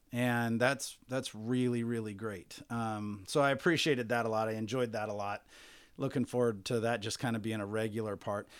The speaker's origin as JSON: {"language": "English", "town": "Bakersfield", "region": "California", "country": "United States", "said": "I definitely identify with Bakersfield"}